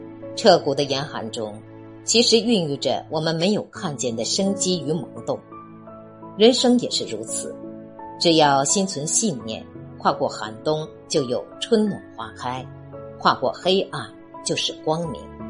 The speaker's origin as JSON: {"language": "Chinese", "country": "China", "said": "我们中国人的传统文化"}